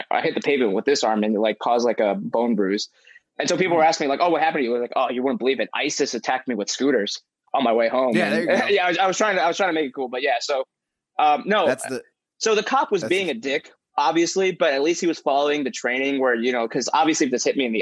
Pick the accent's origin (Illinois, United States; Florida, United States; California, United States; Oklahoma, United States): Illinois, United States; Chicago; now in Los Angeles, United States; I'm originally from the Chicago area